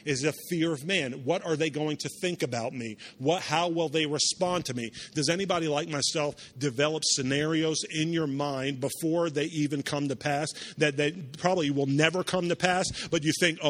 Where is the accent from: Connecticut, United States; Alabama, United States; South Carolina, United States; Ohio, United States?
South Carolina, United States; Charleston; also born or lived in New York; After I moved down from New York, we grew up in a city called Charleston, South Carolina